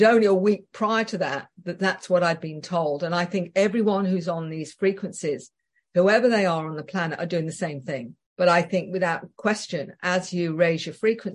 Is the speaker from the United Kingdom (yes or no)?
yes; England, United Kingdom; being very English